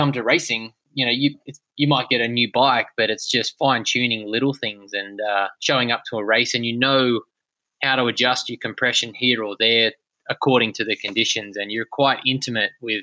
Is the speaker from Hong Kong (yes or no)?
no; Australia; my home country